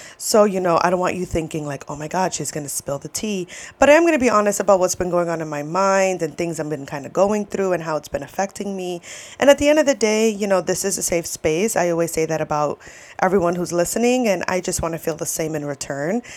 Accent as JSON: {"language": "English", "region": "New York", "country": "United States", "also_born_or_lived": "Florida", "moved": "yes", "said": "I'm from New York, and my parents met in New York"}